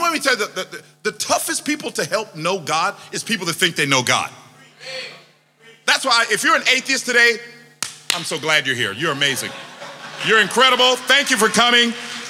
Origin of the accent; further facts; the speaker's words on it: Jamaica; I'm from Jamaica. I'm from the Caribbean. I can talk ackee and saltfish, but I can't talk pie and mash.